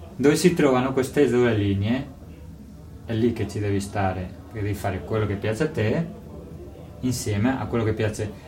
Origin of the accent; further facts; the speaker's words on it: Toledo, Castilla-La Mancha, Spain; Italian is a second language; moved away as an adult; now in Italy; Io sono spagnolo, vengo di Toledo, una città vicina a Madrid, nel centro di Spagna.